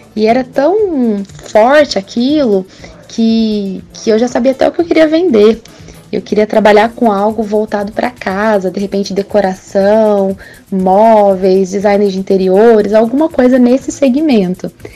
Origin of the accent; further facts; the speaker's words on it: Guaranésia, Minas Gerais, Brazil; moved away as an adult; now in Campinas, Brazil; eu nasci aí em Guaranésia, morei aí por trinta anos